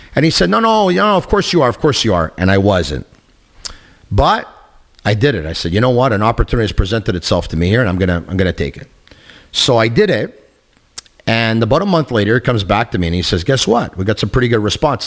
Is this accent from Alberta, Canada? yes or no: no; Montreal, Quebec, Canada; I got the chance to do radio in my hometown, in my city